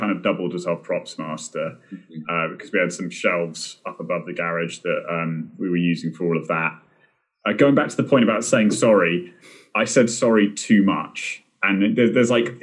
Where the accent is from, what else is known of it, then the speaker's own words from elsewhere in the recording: United Kingdom; being British